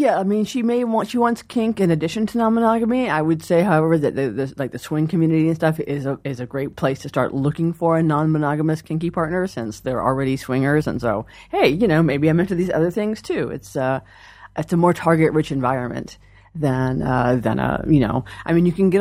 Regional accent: Georgia, United States; now in Seattle, United States; I grew up in Georgia

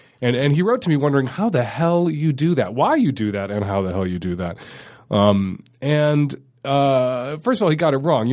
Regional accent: Chicago, Illinois, United States; now in Seattle, United States; I grew up in Chicago

